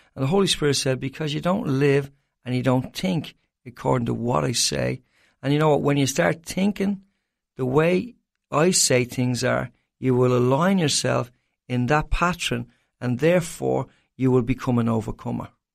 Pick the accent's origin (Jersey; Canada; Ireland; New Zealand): Ireland; as an Irishman